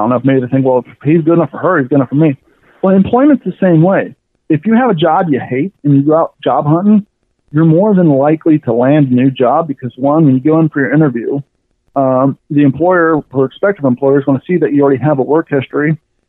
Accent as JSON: {"language": "English", "region": "Kentucky", "country": "United States", "tie": "born or raised there", "also_born_or_lived": "Ohio", "said": "growing up in Kentucky and Ohio, I come from long story short, as a kid, I was on food stamps and all that stuff."}